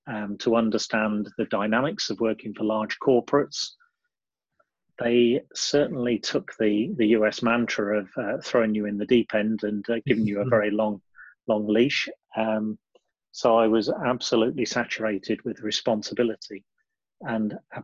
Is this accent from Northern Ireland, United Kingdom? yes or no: no; Lincolnshire, East Midlands, United Kingdom; moved away as an adult; also born or lived in Sheffield; Born and bred in Lincolnshire, I left home after a very conservative background to do my degree in 1988